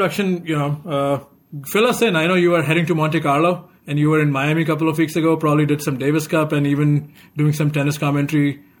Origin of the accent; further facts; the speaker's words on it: India; While growing up in India